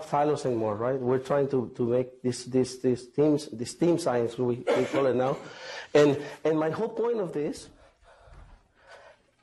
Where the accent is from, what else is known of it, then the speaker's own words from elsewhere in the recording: Mazatlán, Sinaloa, Mexico; now in Hanover, United States; I am from Mexico, from Mazatlán.